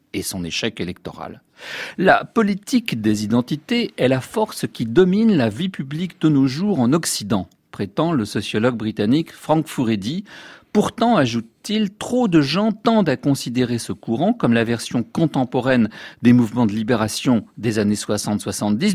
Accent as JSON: {"language": "French", "country": "France", "said": "chez nous en France"}